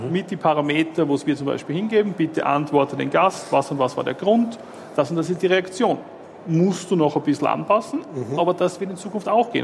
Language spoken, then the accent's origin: German; Austria; now in Switzerland; Ich bin Österreicher